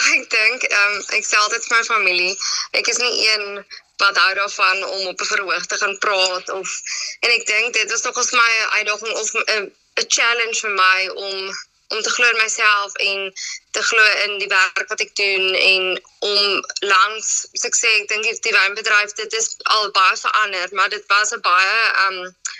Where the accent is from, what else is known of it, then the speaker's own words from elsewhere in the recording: Citrusdal, Western Cape, South Africa; also born or lived in Stellenbosch; In Citrusdal. So dit is my baie lekker om terug in my tuisdorp te wees